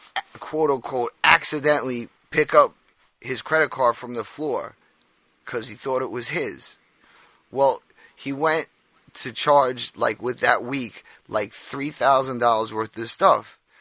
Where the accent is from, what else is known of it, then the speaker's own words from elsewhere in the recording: New York, United States; Yeah, well, I'm from New York. Bagels are like a standard.